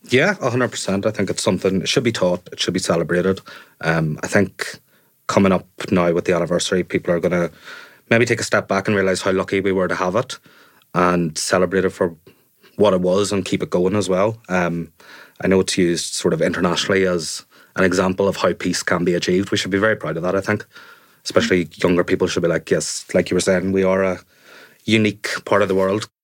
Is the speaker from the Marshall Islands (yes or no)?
no; Enniskillen, Northern Ireland, United Kingdom; now in Belfast, United Kingdom; When I grew up in Fermanagh, I was quite sheltered